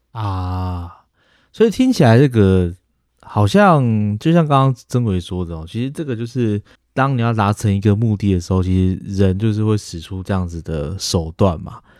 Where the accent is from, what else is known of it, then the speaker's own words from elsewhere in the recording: Taiwan; 我们台湾人